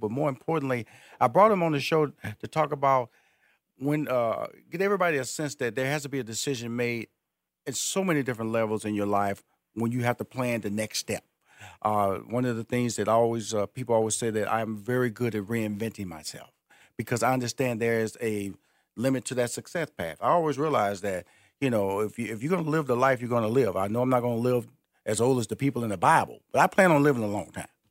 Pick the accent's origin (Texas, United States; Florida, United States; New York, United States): Texas, United States; Houston; moved away; I was born in Houston, and I went to high school in Houston, graduated from college in Houston.